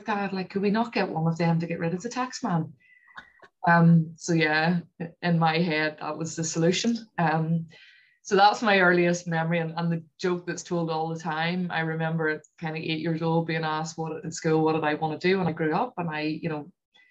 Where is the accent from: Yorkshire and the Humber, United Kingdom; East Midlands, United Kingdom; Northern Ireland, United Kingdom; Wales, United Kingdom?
Northern Ireland, United Kingdom; also born or lived in London; Northern Irish people are probably a bit like Scottish. We're quite understated and just get on with things.